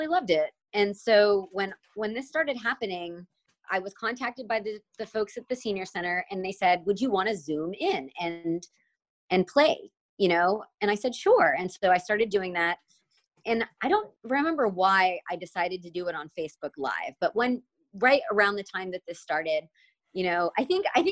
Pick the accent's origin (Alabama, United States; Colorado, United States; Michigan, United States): Alabama, United States; I grew up in Alabama